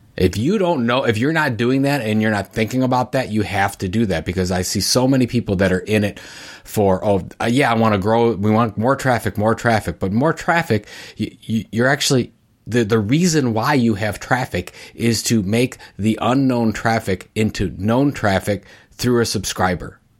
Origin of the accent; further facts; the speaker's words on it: Cleveland, Ohio, United States; Cleveland, course, that's my hometown